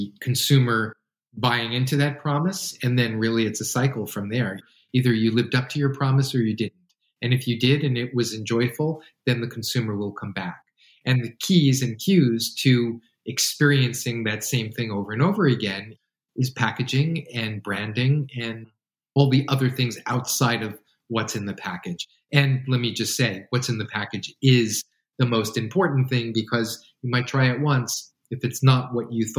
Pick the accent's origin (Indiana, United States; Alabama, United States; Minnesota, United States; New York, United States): New York, United States; now in West Coast, United States; Growing up in New York